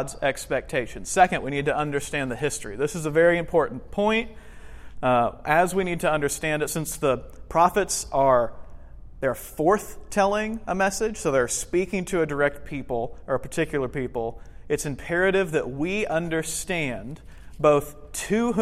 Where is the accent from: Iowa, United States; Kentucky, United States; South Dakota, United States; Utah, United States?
Kentucky, United States; I'm from Kentucky